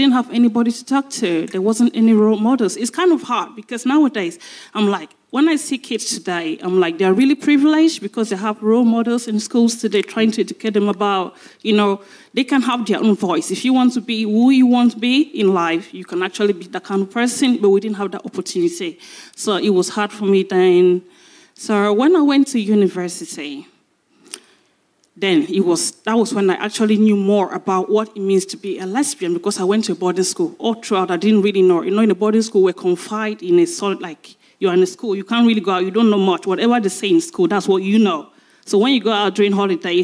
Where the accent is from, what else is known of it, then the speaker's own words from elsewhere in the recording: Cameroon; now in United Kingdom; I'm from Cameroon.